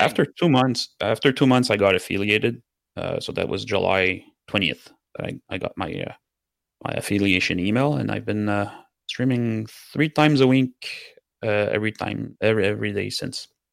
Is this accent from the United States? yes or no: no; Canada; first language French; English is a second language; I'm a French Canadian, so my first language is French